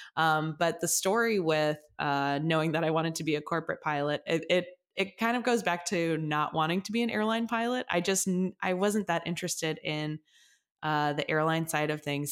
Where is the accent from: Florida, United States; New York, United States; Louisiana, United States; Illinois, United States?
Illinois, United States; Chicago; I grew up in the suburbs of Chicago, so I'm from the, like, northwest suburbs area